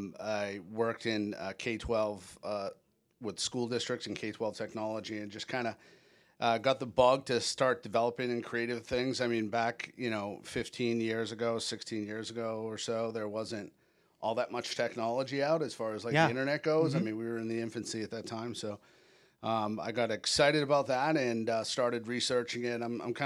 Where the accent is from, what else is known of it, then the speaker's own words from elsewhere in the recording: New England, United States; now in Orlando, United States; I've been in Orlando for the better part of 20 years. So I'll kind of start there. I grew up in New England, and moved down here with that mutual friend that we know.